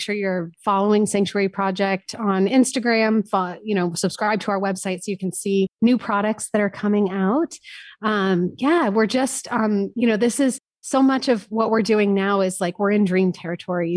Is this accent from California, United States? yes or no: yes; San Francisco, California, United States; also born or lived in Paris, France; now in Austin, United States; I grew up in San Francisco, nineties rave culture